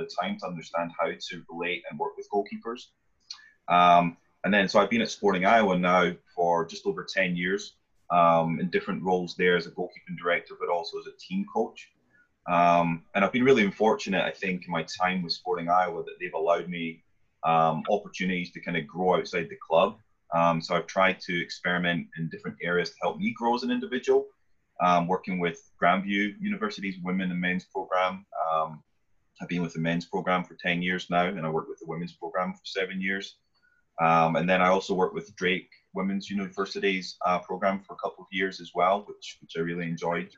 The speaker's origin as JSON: {"language": "English", "region": "Scotland", "country": "United Kingdom", "tie": "born or raised there", "moved": "yes", "said": "I am originally from Scotland. I grew up there"}